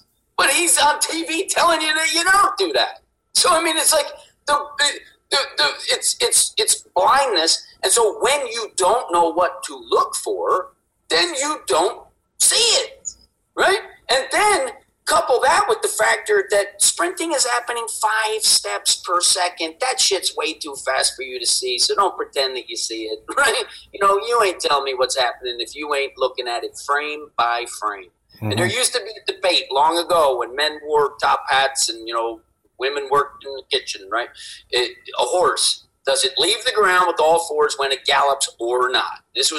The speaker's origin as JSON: {"language": "English", "region": "East Coast", "country": "United States", "tie": "born or raised there", "said": "I grew up on the East Coast."}